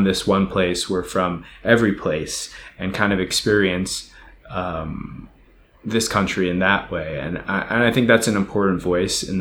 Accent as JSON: {"language": "English", "country": "United States", "said": "from my perspective as an American"}